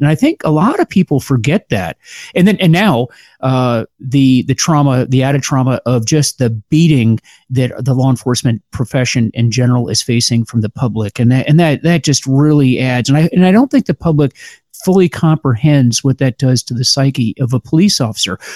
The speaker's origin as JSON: {"language": "English", "area": "Pinellas County", "region": "Florida", "country": "United States", "tie": "born or raised there", "moved": "as an adult", "lives_now": "Washington, D.C., United States", "said": "I grew up in uh, Pinellas County, Florida, and then went to the University of Florida"}